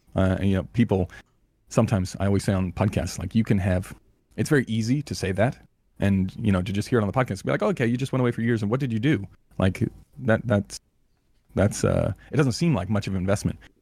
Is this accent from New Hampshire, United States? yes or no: no; Los Angeles, California, United States; moved away as an adult; also born or lived in New Zealand / France; now in Perth, Australia; I grew up in Los Angeles